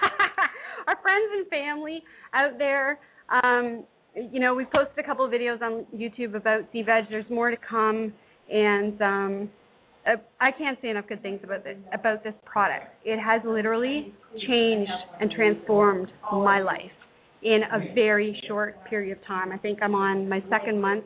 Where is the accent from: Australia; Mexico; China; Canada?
Canada; I'm Canadian.